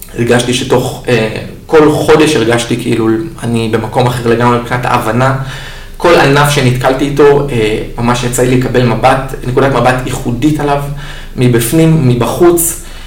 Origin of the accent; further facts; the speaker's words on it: Israel; כמו כל אה, תושב ישראלי טוב, אני התגייסתי לצבא